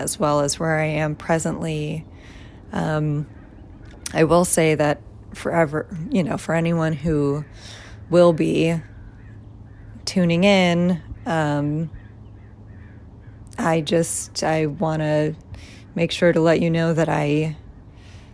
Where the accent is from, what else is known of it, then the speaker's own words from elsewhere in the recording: Tucson, Arizona, United States; moved away; growing up in Tucson, very middle class